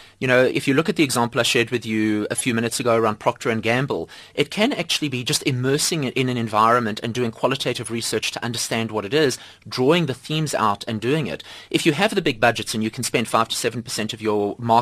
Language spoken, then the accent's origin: English; South Africa